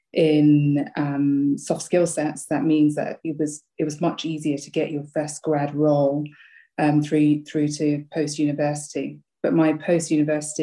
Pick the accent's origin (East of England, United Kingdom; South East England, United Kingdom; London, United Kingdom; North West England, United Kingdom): London, United Kingdom; also born or lived in Sri Lanka; I came over from from Sri Lanka to London when I was 2 years old.